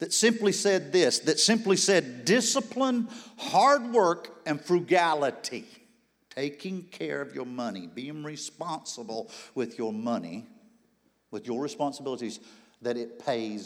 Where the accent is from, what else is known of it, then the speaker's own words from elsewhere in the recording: Charlotte, North Carolina, United States; Four Square Church, Charlotte, North Carolina, my hometown